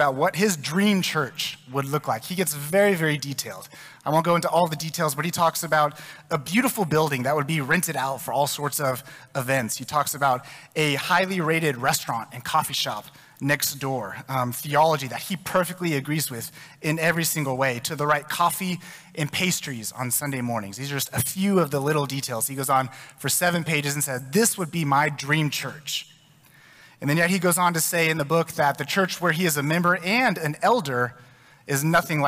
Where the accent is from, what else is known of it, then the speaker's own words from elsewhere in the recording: Texas, United States; I'm from Texas.